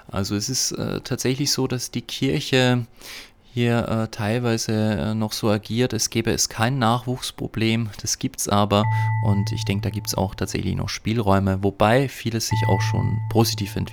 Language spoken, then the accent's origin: German; Upper Austria, Austria; bin ich in Oberösterreich auf dem Hof meiner Eltern, das heißt in der Gegend, wo ich aufgewachsen bin und bin darüber tatsächlich sehr, sehr froh.